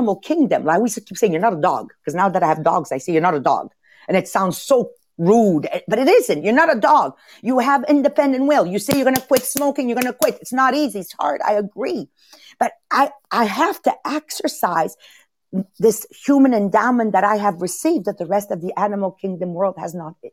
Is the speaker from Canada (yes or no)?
yes; Montreal, Quebec, Canada; I was raised in Montreal North, immigrant family